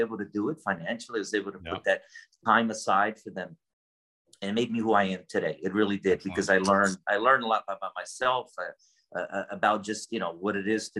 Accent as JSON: {"language": "English", "region": "New Jersey", "country": "United States", "tie": "born or raised there", "moved": "as an adult", "said": "I grew up in the East Coast in New Jersey"}